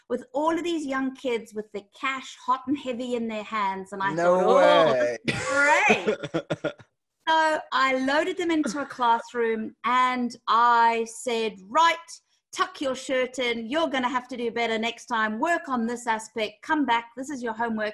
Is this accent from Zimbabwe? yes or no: yes; Zimbabwe; moved away as an adult; now in London, United Kingdom; I'm originally from Zimbabwe